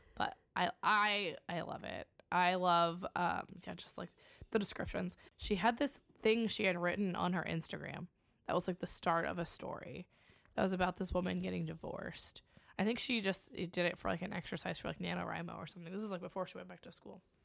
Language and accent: English; Springfield, Illinois, United States; we're from Springfield, Illinois